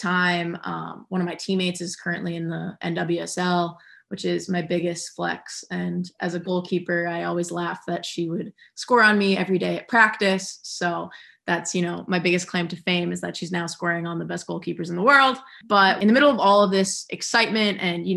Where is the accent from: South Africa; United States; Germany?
United States; New Jersey; I grew up in New Jersey.